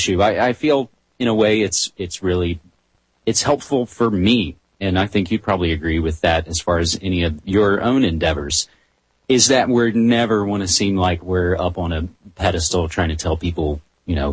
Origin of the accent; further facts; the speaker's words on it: West Virginia, United States; moved away as an adult; now in Portland, United States; I come from a college radio background in my home state of West Virginia, but I've been in Portland, Oregon for over 6 years now